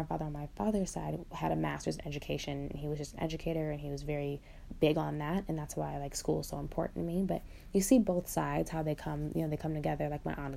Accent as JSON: {"language": "English", "region": "Michigan", "country": "United States", "tie": "born or raised there", "said": "I'm from Michigan. I'm actually from one of the most wealthy counties in Michigan"}